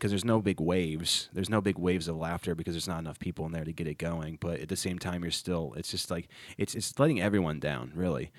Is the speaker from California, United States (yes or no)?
no; Ohio, United States; now in Charlotte, United States; my hometown, which is in Ohio